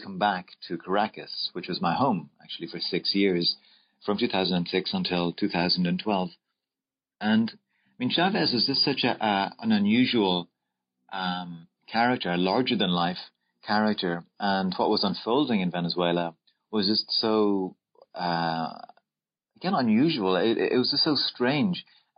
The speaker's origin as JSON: {"language": "English", "town": "Dublin", "region": "Leinster", "country": "Ireland", "tie": "born or raised there", "said": "I was born in Dublin, Ireland, and I went to school in Blackrock College"}